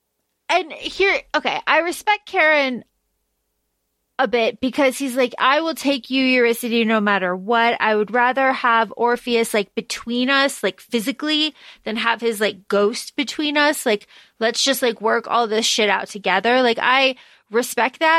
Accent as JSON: {"language": "English", "region": "Florida", "country": "United States", "tie": "born or raised there", "said": "we grew up in Florida"}